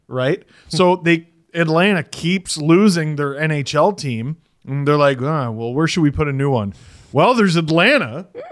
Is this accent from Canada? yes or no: yes; Canada; As a Canadian